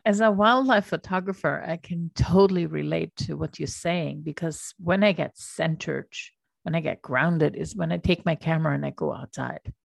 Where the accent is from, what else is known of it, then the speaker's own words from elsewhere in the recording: Austria; moved away; I grew up in Austria